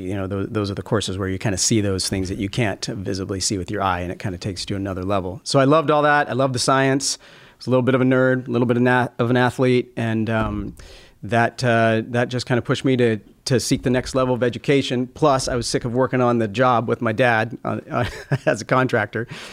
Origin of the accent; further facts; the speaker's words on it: El Dorado, California, United States; also born or lived in Los Angeles, California; I was born in Los Angeles. When we were young, my parents moved to Northern California.